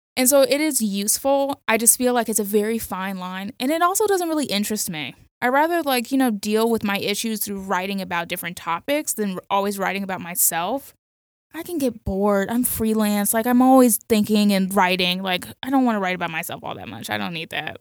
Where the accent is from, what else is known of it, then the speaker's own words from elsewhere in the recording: Miami, Florida, United States; I grew up in Miami, so Latino culture is super important to me